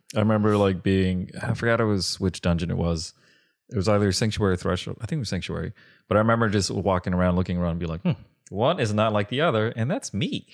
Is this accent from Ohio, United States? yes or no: no; Long Beach, California, United States; I grew up in Long Beach